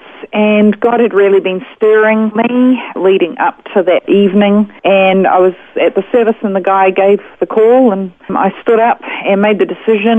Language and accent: English; Auckland, New Zealand; moved away as an adult; now in Australia; I was raised in Auckland, New Zealand